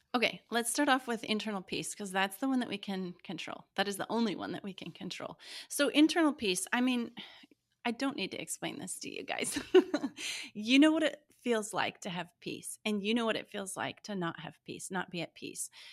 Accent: Montana, United States; I grew up in Montana

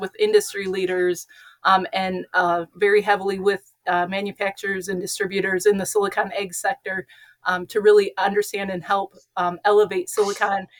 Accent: Northwest Ohio, United States; I am from Northwest Ohio, born and raised

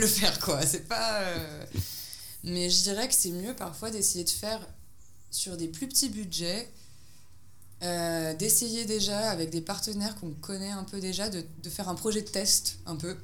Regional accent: France; moved away as an adult; now in Belgrade, Serbia; je suis française, mais je vis à Belgrade

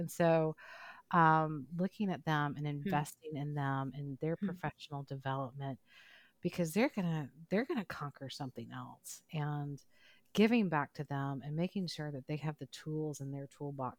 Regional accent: Mississippi, United States; growing up in Mississippi, which is, it's a challenging, different place to grow up than some of our other places across the country.

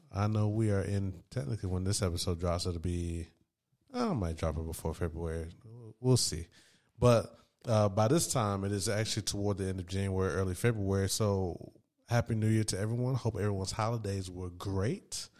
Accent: Raleigh, North Carolina, United States; also born or lived in Durham, North Carolina; I'm from Raleigh, North Carolina

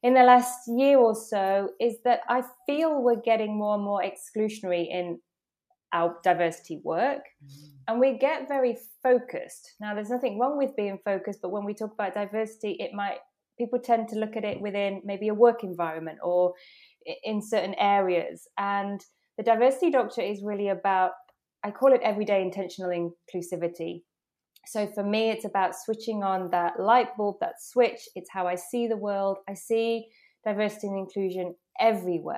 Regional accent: England, United Kingdom; accent: British; moved away as an adult; now in Netherlands; from being born in England, being British, to now living in the Netherlands

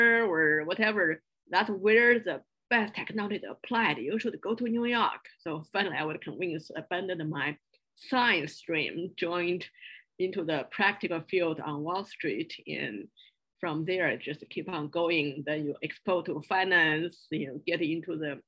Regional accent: Beijing, China; English is a second language; moved away as an adult; also born or lived in small town near Shanghai / Chapel Hill; I grew up in China in a small town near Shanghai in southern part of China. Then after a few years in hometown with grandparents, then I moved to Beijing to join my parents and started all my school life there. So all my education are in Beijing.

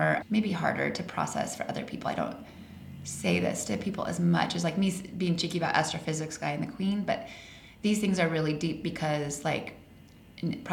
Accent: Colorado, United States; moved away as an adult; also born or lived in Arizona; I grew up in Colorado.

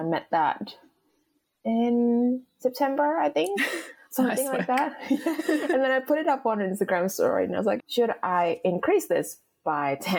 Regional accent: Indonesia; moved away; I grew up in Indonesia

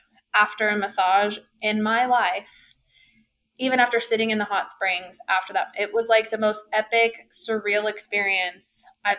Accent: Breckenridge, Colorado, United States; my heart is close to home in Breckenridge. I was born and raised there, but it is still my favorite mountain town because A, it's my hometown, and B, it's just like I've lived here my whole almost 35 years

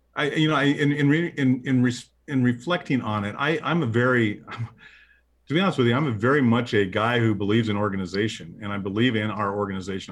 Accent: Midwest, United States; I'm a Midwesterner

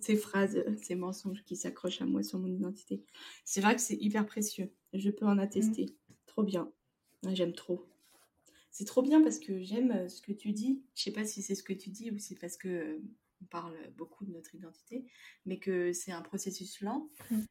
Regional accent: France; en tant que Français

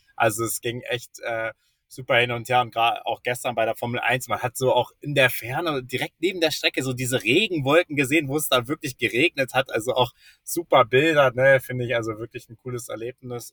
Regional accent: Germany; als Deutscher

